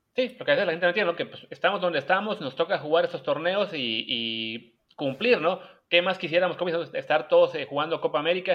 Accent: Mexico; en México de repente nos pasa

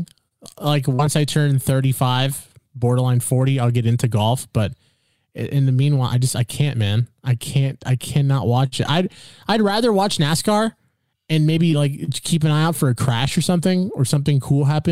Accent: California, United States; We're from California

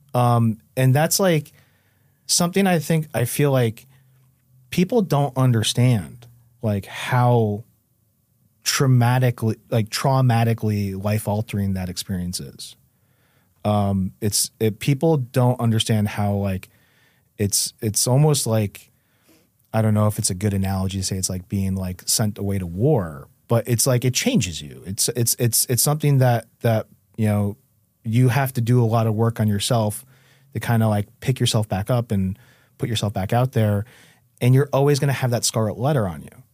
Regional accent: New Haven, Connecticut, United States; the Westville section of New Haven

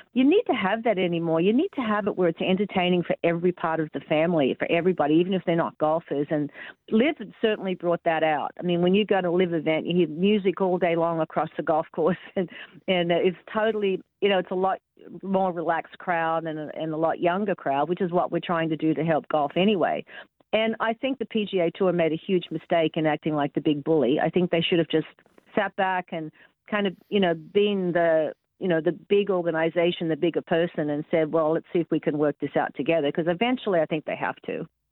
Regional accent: Sydney, New South Wales, Australia; moved away as an adult; now in Tampa, United States; my hometown in Sydney

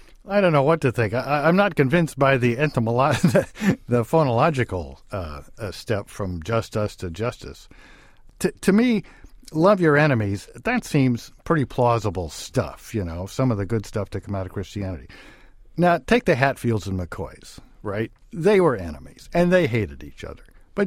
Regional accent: Nebraska, United States; there was not very many Chinese Americans in Nebraska where I grew up.

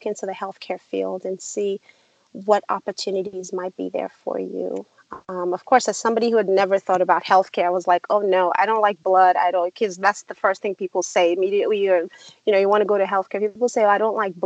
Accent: Nigeria; born or raised there; now in United States

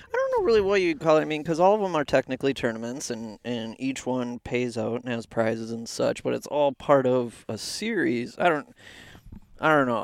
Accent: Anoka, Minnesota, United States; I'm from Anoka, and I went to Fredmore

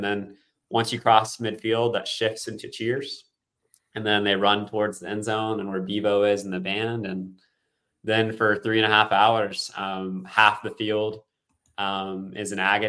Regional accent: Dallas, Texas, United States; I grew up in in the Dallas area.

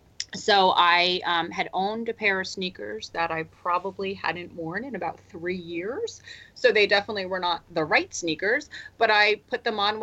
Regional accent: New Jersey, United States; I was born and raised in New Jersey, and I'm a true Jersey girl.

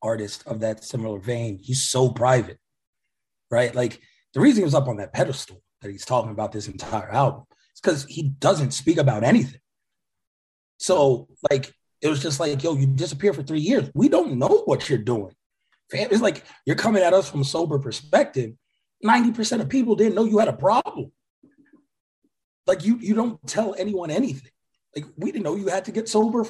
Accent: New York, United States; I'm from New York

